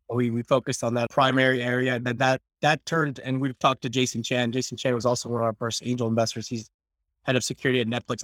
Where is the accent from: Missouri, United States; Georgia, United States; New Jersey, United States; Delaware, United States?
New Jersey, United States; I'm from Jersey